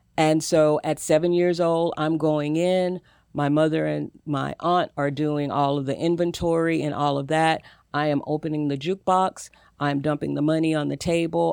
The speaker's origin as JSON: {"language": "English", "region": "the South", "country": "United States", "said": "I'm from the South. I was raised in a single family home."}